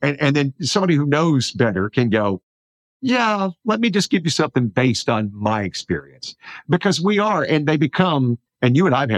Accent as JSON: {"language": "English", "region": "Deep South", "country": "United States", "tie": "born or raised there", "moved": "yes", "lives_now": "Bay Area, United States", "said": "when I was growing up, especially in the Deep South"}